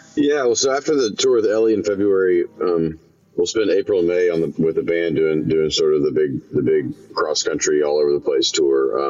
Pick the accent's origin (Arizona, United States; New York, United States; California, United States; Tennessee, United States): Tennessee, United States; Memphis; now in Nashville, United States; my hometown of Memphis